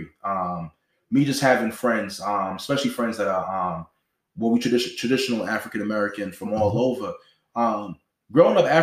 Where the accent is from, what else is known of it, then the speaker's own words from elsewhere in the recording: Jamaica; also born or lived in Toronto; being Jamaican, you know, spending a lot of time in Toronto, having family that's in the music scene in Toronto